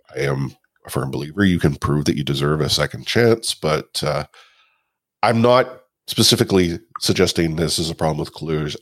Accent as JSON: {"language": "English", "country": "Canada", "said": "a older generation Canadian, you know, Caucasian guy"}